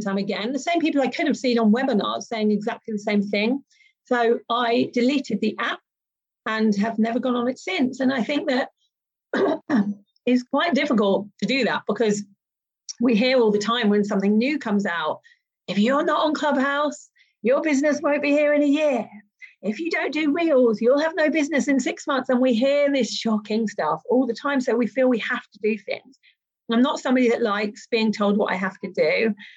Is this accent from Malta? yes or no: yes; Malta; I'm from Malta